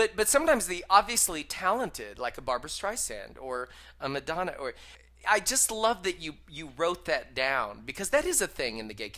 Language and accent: English; Michigan, United States; I related to so much of it growing up in Michigan, so much of it.